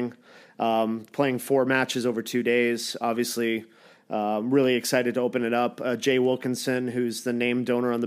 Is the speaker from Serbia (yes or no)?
no; Toronto area, and London, Ontario, Canada; now in United States; I'm from Toronto land area, and London, Ontario